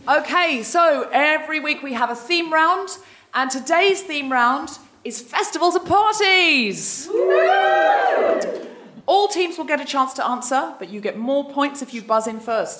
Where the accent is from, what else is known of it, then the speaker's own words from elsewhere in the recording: Australia; moved away; I am Australian. I used to be a Jehovah's Witness. I'm adopted